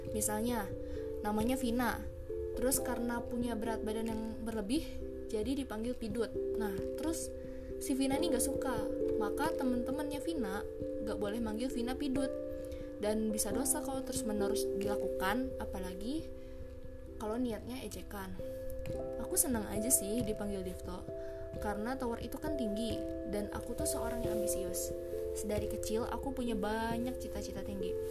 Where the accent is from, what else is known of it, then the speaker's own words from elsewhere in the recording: Banten, Indonesia; now in Yogyakarta, Indonesia; Dan asal aku dari Banten, orang Sunda asli. Tapi nggak fasih ngomong Sunda Dulu pernah sih nyantri sebentar di salah satu pesantren modern di pedalaman Banten.